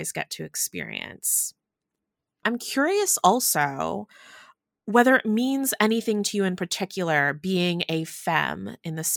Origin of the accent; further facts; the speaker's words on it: United States; I'm Chinese American. very much have the diaspora experience